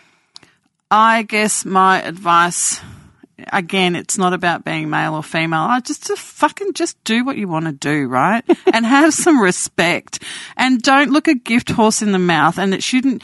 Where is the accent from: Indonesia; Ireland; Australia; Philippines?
Australia; born or raised there